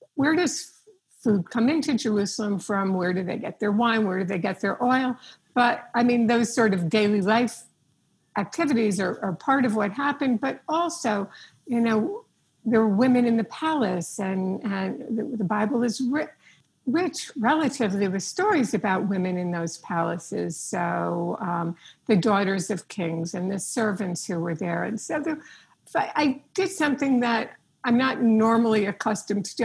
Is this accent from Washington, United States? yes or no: no; New York, United States; I'm a New Yorker